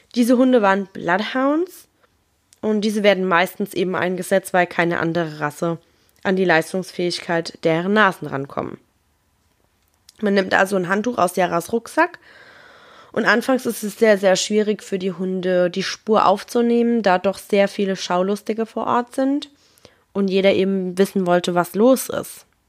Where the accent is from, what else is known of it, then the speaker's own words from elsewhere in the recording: Germany; bei uns in Deutschland